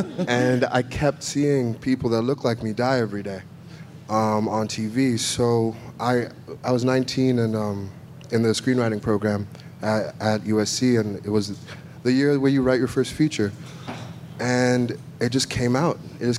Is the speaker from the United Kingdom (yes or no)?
no; Nigeria; moved away as an adult; also born or lived in Africa; now in United States; I grew up in Nigeria and then all over Africa.